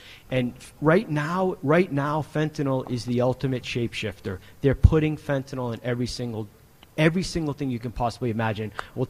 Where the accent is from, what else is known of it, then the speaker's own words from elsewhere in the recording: New Hampshire, United States; here in my home state of New Hampshire.